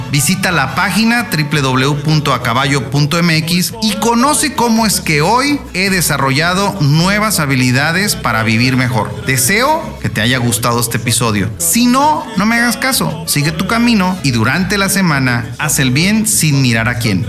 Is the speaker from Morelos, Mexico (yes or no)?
no; Tepic, Nayarit, Mexico; te saludo con mucho gusto desde mi tierra, Tepic Nayarit